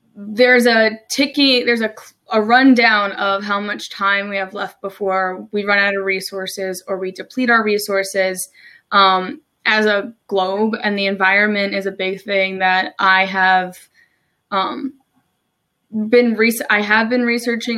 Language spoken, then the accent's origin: English; New Jersey, United States; moved away as an adult; also born or lived in Maryland; now in Salisbury, Maryland, United States; I'm originally from New Jersey. I moved to Maryland about three, almost three years ago now